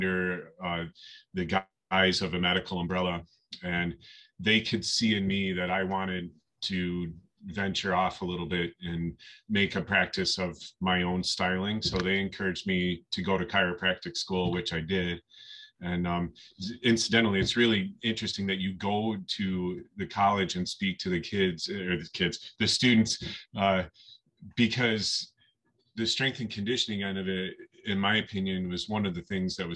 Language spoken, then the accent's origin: English; Western New York, United States; I grew up in Western New York